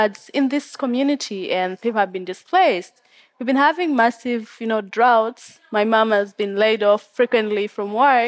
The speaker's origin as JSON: {"language": "English", "town": "Fort Portal", "region": "Western Region", "country": "Uganda", "tie": "born or raised there", "also_born_or_lived": "Kyenjojo, Uganda / Oxford, United Kingdom", "said": "I'm from Uganda. I was born in a little village in the west of the country, in Chenjojo, and then I grew up in the next smaller town, not a town, a village actually, in Fort Poto"}